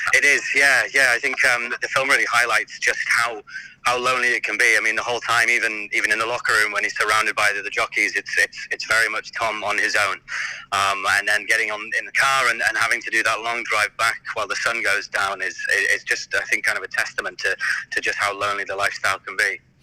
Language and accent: English; York, Yorkshire and the Humber, United Kingdom; I grew up in York, um, and actually just a few miles away from the racecourse there